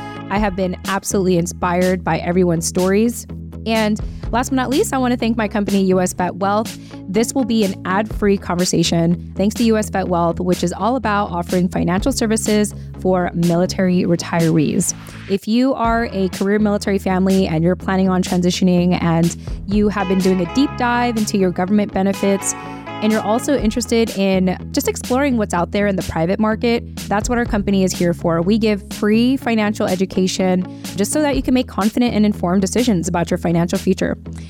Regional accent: West Coast, United States; I'm from the West Coast

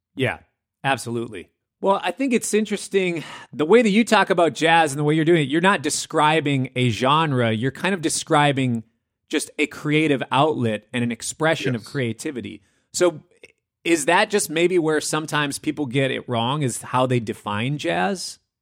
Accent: Minneapolis, Minnesota, United States; moved away; I come from Minneapolis

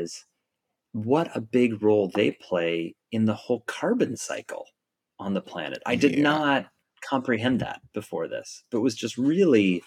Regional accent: Oregon coast, United States; moved away; I grew up on the Oregon coast

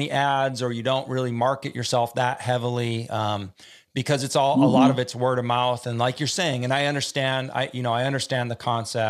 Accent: California, United States; I mean, I'm from California too.

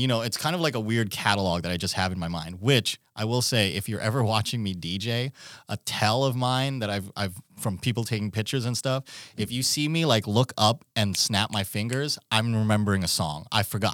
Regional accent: Philippines; now in Alaska, United States; I'm from the Philippines originally

